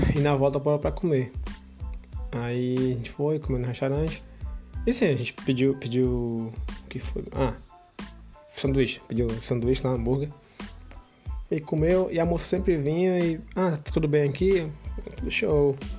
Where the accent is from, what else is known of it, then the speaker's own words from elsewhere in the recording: Brazil; moved away; eu sou do Brasil